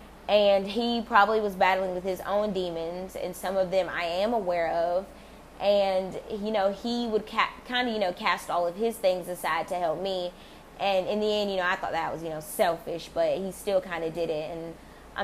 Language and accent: English; United States; I am African American